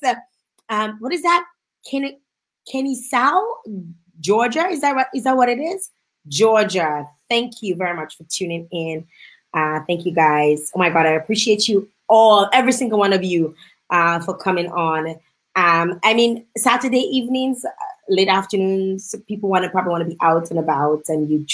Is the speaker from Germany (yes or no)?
no; Dominica; now in Canada; my home country, Dominica